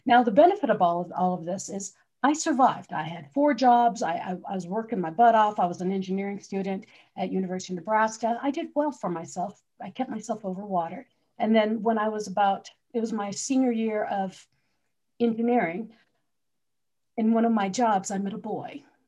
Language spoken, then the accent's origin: English; Philippines; also born or lived in New Jersey, United States; I grew up in the Philippines. I was actually born in New Jersey, but moved there when I was like 6 months old. So grew up in the Philippines.